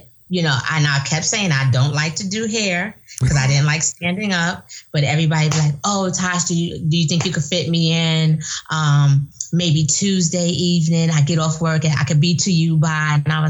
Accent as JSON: {"language": "English", "town": "New York City", "region": "New York", "country": "United States", "tie": "born or raised there", "moved": "yes", "lives_now": "Winder, United States", "said": "I grew up in the projects in Brooklyn."}